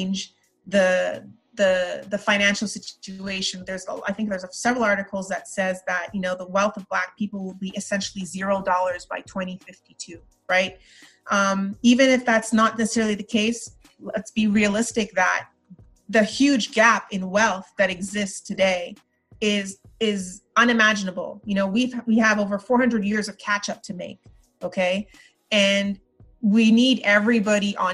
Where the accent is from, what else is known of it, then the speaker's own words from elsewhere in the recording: Montreal, Quebec, Canada; moved away as an adult; also born or lived in Trinidad; now in United States; I was raised in Montreal